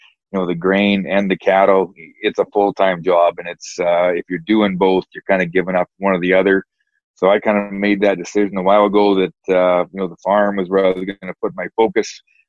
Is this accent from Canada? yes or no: yes; Western Canada, Canada; Like, growing up in Western Canada, every hockey night and game, it was Maple Leaf Gardens.